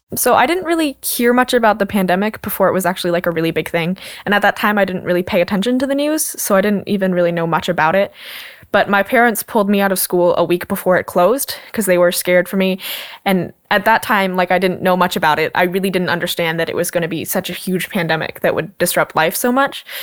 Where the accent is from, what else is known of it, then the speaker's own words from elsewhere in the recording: Washougal, Washington, United States; I'm 16 years old and I'm from Washougal, Washington.